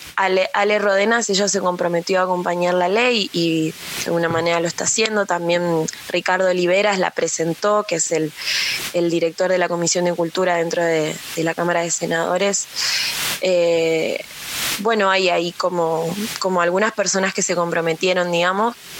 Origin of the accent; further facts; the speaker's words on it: Argentina; los 45 millones de habitantes que somos Argentina